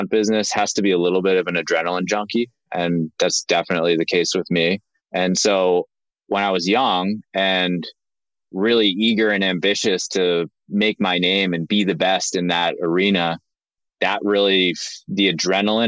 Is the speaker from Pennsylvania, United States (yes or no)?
no; Linthicum, Maryland, United States; moved away; We grew up in Maryland, right outside of Baltimore in a town called Linthicum